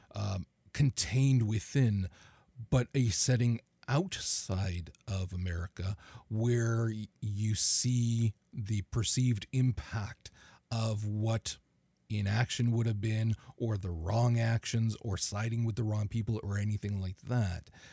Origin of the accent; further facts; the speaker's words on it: Canada; as a Canadian